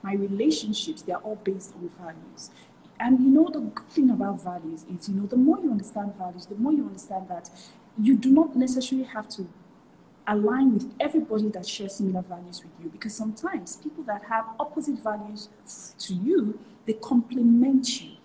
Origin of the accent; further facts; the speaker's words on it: Nigeria; I grew up in a typical Nigerian house